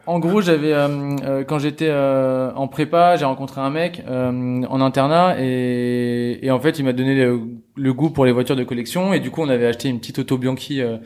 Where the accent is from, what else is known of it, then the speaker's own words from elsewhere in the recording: Normandy, France; je viens de Normandie